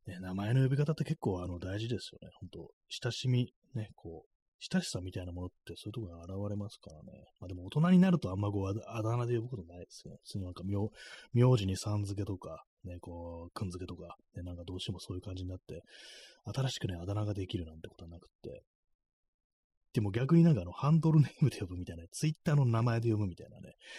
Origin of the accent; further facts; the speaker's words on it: Tokyo, Japan; accent: Edo-ben; 私もなんか東京の人間